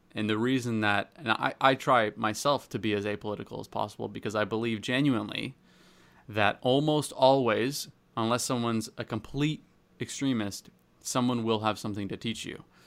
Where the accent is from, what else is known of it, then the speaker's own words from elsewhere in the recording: Canada; I'm, I'm Canadian.